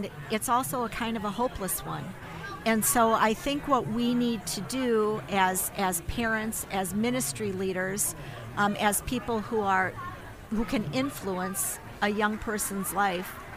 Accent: Minnesota, United States; accent: Minnesota; moved away as an adult; now in Colorado, United States; my Minnesota accent slipping through, but I'm from Colorado. We've lived there for 20 years, but it's still there

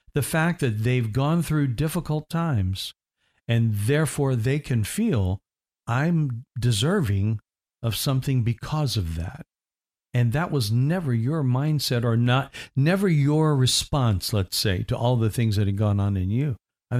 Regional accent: Indiana, United States; I was told all my life I was going to be 6'3", and I'm from Indiana, and I'm a basketball lover.

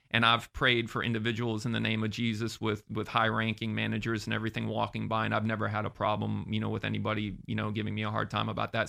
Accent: Sarasota, Florida, United States; moved away as an adult; also born or lived in Massachusetts; now in Orlando, United States; I grew up in Sarasota.

